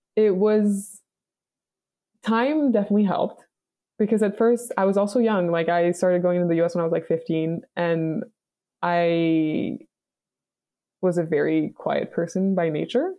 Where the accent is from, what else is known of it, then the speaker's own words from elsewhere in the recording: Montreal, Quebec, Canada; moved away; I'm from Montreal, Canada.